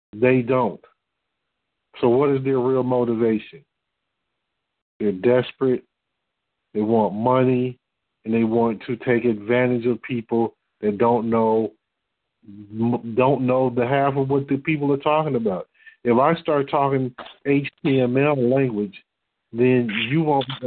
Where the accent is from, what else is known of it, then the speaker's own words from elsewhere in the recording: Detroit, Michigan, United States; moved away as an adult; now in Texas, United States; I'm from Detroit